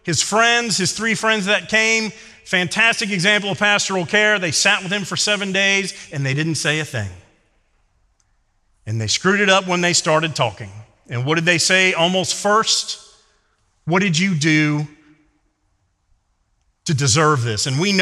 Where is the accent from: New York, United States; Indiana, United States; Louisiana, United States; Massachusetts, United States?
Louisiana, United States; Growing up in Louisiana, my dad's side of the family still is in New Orleans.